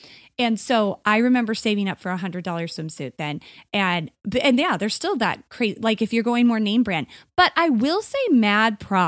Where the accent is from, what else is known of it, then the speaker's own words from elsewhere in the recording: Arizona, United States; Well, growing up in Arizona, like, swimsuits and pool is life here.